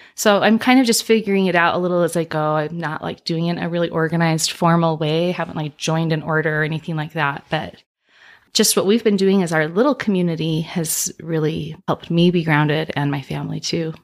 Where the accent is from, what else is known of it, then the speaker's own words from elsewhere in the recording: Utah, United States; I grew up here in Utah